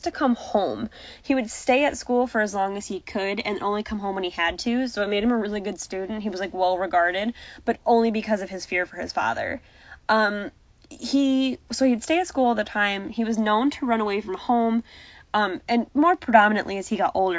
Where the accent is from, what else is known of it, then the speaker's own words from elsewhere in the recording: United States; I'm very American in the sense that I understand the state, county, city, village type structure